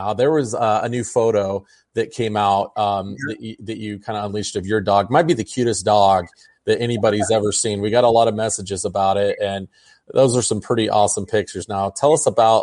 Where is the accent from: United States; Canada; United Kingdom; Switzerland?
United States; Des Moines, Iowa; I grew up in Des Moines